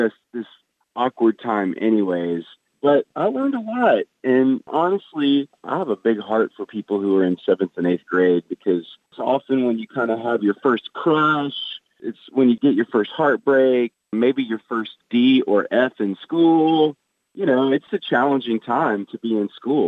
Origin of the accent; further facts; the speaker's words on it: the South, United States; I grew up in the South. Everybody kind of says they're Christians around here.